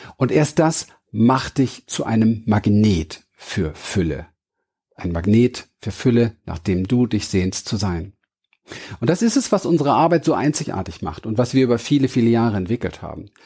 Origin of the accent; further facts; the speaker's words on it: Berlin, Germany; Ich bin in Berlin aufgewachsen, im Hinterhof von Wedding geboren